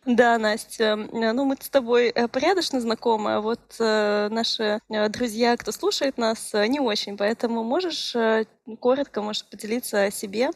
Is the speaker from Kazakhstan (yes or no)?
no; Irkutsk Oblast, Russia; мы обе из Иркутской области